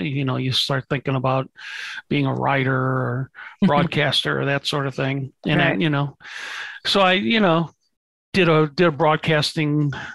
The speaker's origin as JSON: {"language": "English", "town": "St. Louis", "region": "Missouri", "country": "United States", "tie": "born or raised there", "said": "I grew up in St. Louis, Missouri"}